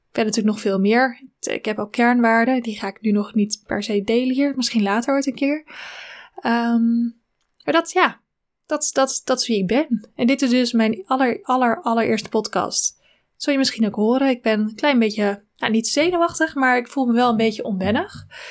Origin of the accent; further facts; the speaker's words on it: Zwanenburg, North Holland, Netherlands; ik ben geboren in Zwanenburg, in een klein dorpje in Noord-Holland, eh, tussen Haarlem en Amsterdam